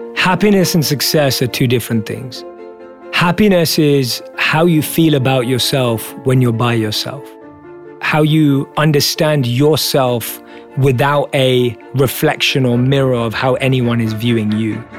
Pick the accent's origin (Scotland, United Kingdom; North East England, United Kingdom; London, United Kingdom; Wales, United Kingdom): London, United Kingdom; I was born and raised in London as a normal Indian kid